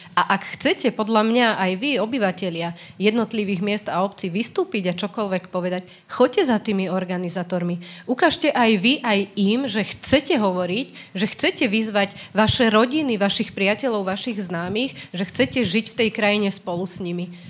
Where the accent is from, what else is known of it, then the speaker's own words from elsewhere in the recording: Slovakia; odkiaľ som, tak akože zo Slovenska